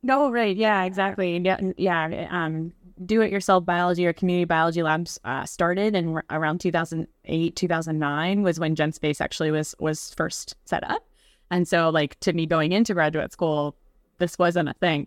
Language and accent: English; West Virginia, United States; now in Brooklyn, New York, United States; I'm from West Virginia originally, so I, um, grew up in a pretty small community